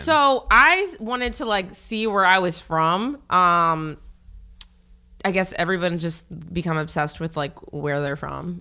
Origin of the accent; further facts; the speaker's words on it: Northern Virginia, United States; moved away as an adult; also born or lived in Norfolk, Virginia / Florida / Texas / California; now in New York, United States; Originally, I'm from Virginia